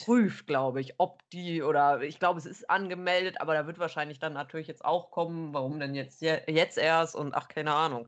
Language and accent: German; Cologne, North Rhine-Westphalia, Germany; weil ich überhaupt kein Karnevalist bin und das als Kölnerin